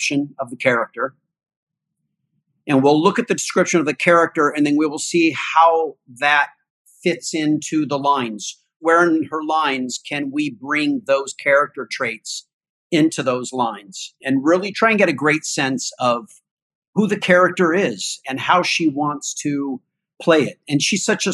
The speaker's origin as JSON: {"language": "English", "town": "Altadena", "region": "California", "country": "United States", "tie": "born or raised there", "said": "I grew up in Altadena, which is just above Pasadena, California"}